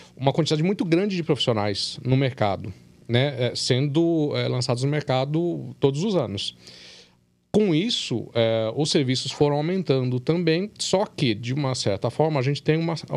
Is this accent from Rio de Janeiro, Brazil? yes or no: no; São Paulo, Brazil; moved away as an adult; now in Minas Gerais, Brazil; Eu não sou de, de, de Minas, eu sou de São Paulo.